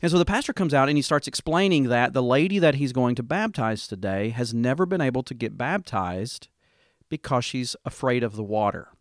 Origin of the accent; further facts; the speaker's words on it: Dover, Tennessee, United States; kind of a rural church in my hometown, Dover, Tennessee